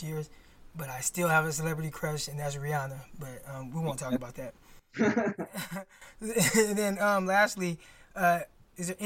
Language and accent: English; Stockton, California, United States; Delta College, which is in my hometown, Stockton